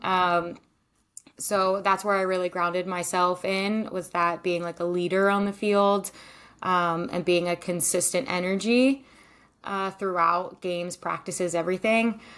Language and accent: English; Maryland, United States; moved away as an adult; also born or lived in Denmark / Iceland / Israel; now in California, United States; I'm originally from Maryland, but I live in California now